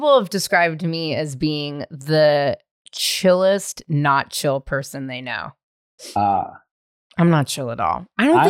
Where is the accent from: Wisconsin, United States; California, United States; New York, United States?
California, United States; Marin; growing up in Marin